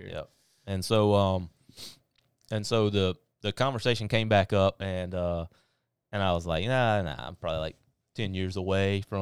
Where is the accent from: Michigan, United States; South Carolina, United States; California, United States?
South Carolina, United States; North; I'm from North, which is on the other side of it, but I uh, went to school in Pelion